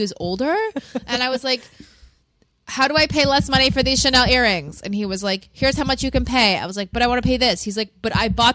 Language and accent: English; United States; We are like American